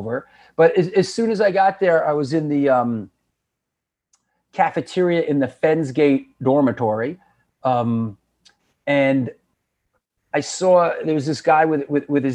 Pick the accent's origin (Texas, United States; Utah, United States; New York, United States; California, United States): New York, United States; New York City; also born or lived in Boston; I'm born and raised in New York City, born in Queens, and grew up in a couple of the other boroughs